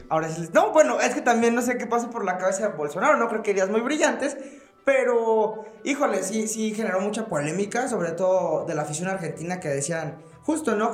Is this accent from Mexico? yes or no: yes; Guanajuato, Mexico; llevo toda mi vida viviendo en esta ciudad